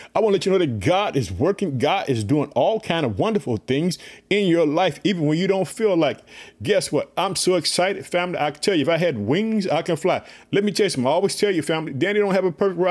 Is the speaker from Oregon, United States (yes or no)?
no; Illinois, United States; also born or lived in Chicago; my home state, Illinois